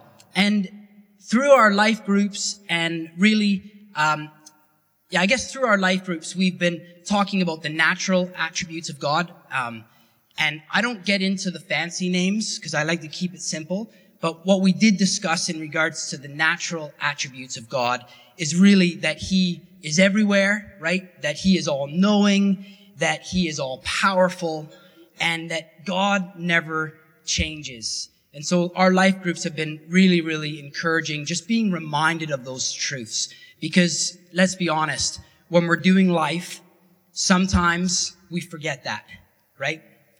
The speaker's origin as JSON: {"language": "English", "country": "Canada", "said": "Because it was different terminology than what I was used to from Canada."}